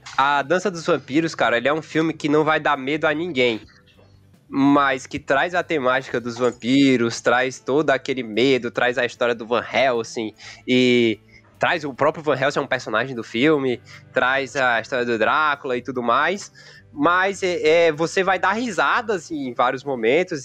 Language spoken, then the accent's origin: Portuguese; Teresina, Piauí, Brazil; a gente é aqui, aqui de Teresina